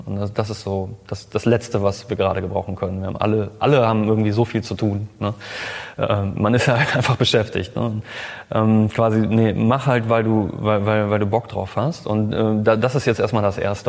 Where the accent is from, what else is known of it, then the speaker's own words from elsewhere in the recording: Cologne, North Rhine-Westphalia, Germany; ich bin äh, Kölner, ich bin Designer